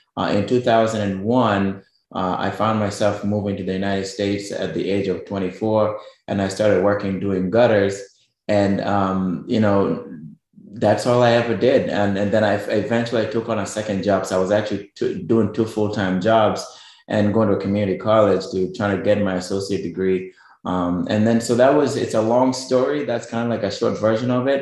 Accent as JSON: {"language": "English", "country": "Kenya", "tie": "born or raised there", "also_born_or_lived": "New York, United States", "moved": "as an adult", "lives_now": "Lehigh Valley, United States", "said": "you might be able to tell from my accent and my last name, I'm actually originally from Kenya, which is East Africa. And that's where I grew up all my life in the village."}